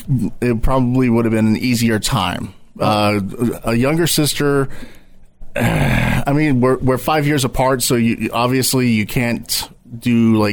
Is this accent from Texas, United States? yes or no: yes; Grapevine, Texas, United States; also born or lived in Euless, Texas / Hurst, Texas / Arlington, Texas / Fort Worth, Texas; I was born right in the middle, did most of my growing up in Grapevine, mm-hmm. moved to Arlington and Fort Worth right out of high school and in college. Then as I got older, I have progressed back east